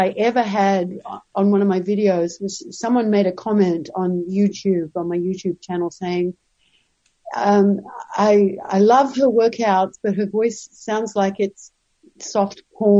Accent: Brisbane, Queensland, Australia; moved away as an adult; also born or lived in Sydney, Australia / Los Angeles, United States; now in Pasadena, United States; I'm from Brisbane, Australia, originally. Yeah, I grew up in Australia, and I grew up in Brisbane and then moved to Sydney, where I lived for a number of years before I made the big trip to Los Angeles.

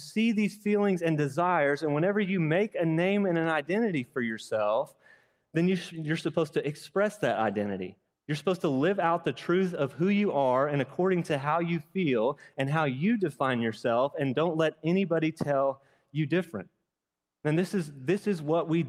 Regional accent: United States

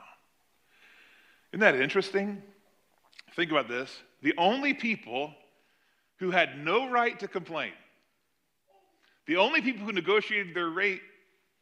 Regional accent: United States; us as American citizens

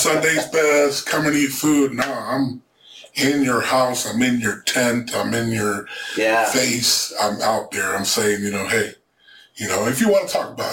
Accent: Des Moines, Iowa, United States; English is a second language; also born or lived in Ciudad Juarez, Mexico / Orange County, California; been raised on the south side of Des Moines

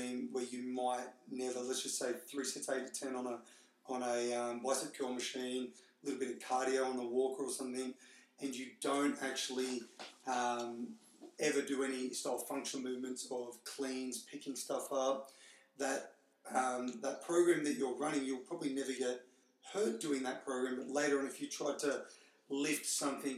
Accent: Newcastle, New South Wales, Australia; born and bred in Newcastle.

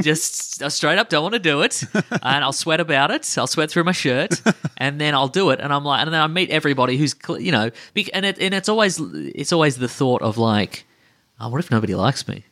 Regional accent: Australia; we're from Australia

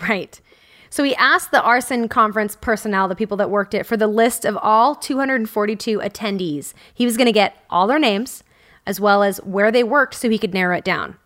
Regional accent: Southern California, United States; We're both from Southern California

